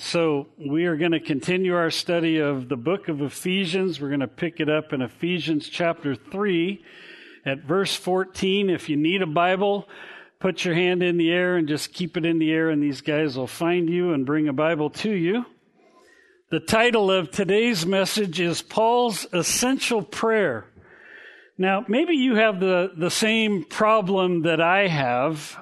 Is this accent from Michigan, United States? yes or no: no; Garden Grove, California, United States; the house we grew up in in Garden Grove on Blake Street